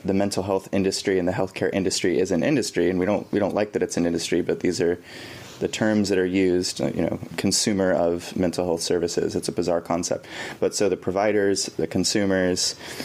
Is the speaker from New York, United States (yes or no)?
no; Bay Area, California, United States; I grew up in the Bay Area of California